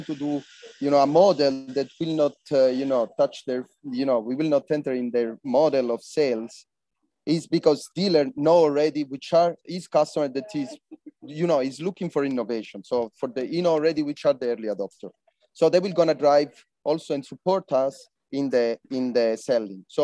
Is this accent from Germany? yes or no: no; Calabria, Italy; I'm coming from Calabria, that is I think the least region from Italy